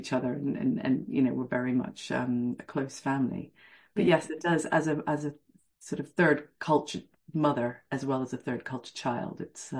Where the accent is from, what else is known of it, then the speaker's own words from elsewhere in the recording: Venezuela; I was born and raised in Venezuela, and this was in the 1970s. And my parents are from very, very different cultures. So my mother's from Venezuela